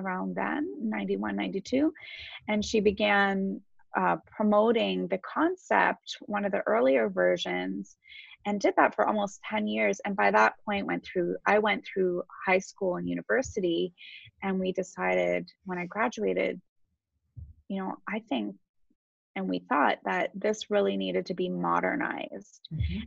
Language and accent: English; Waterloo, Ontario, Canada; also born or lived in Toronto; I actually grew up in Waterloo